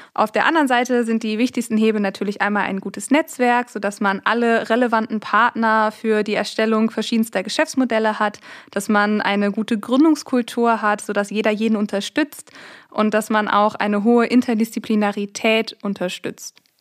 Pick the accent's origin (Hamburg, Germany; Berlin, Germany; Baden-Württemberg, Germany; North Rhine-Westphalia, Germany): North Rhine-Westphalia, Germany; Raesfeld; moved away as an adult; now in Münster, Germany; Ich komme tatsächlich hier aus dem Westmünsterland, aus einem kleinen Ort namens Rasfeld und bin 2017 für mein Masterstudium der Wirtschaftschemie hier nach Münster gezogen.